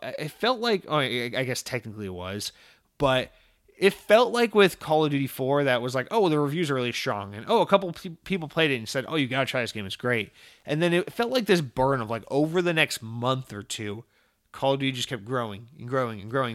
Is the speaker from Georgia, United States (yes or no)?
yes; Atlanta, Georgia, United States; also born or lived in Massachusetts / New York; now in Central Florida, United States; growing up in Georgia, like, in Atlanta and around Atlanta